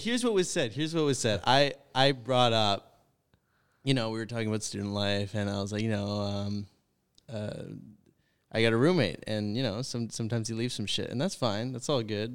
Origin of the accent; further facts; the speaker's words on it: White Rock, British Columbia, Canada; moved away; I come from White Rock, which lot, like, very white, concentrated, white, like, rich